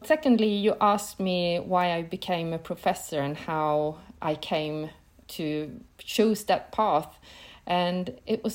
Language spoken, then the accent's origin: English; Piteå, Norrbotten County, Sweden; I grew up in the north of Sweden, quite close to the Arctic Circle in a small city named Piteå